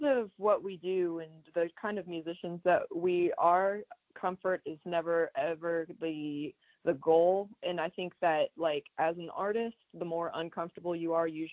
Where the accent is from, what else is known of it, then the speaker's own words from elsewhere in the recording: Atlanta, Georgia, United States; We're from Atlanta, Georgia